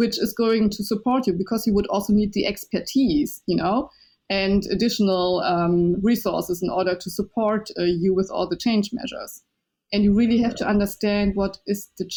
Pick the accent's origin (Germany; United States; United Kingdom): Germany; first language Chinese; English is a second language; I was born and raised in Germany, and my first language was Chinese.